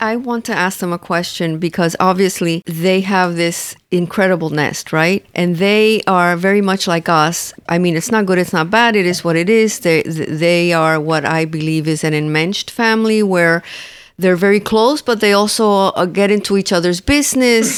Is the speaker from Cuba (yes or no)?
yes; Cuba; moved away; we're Cuban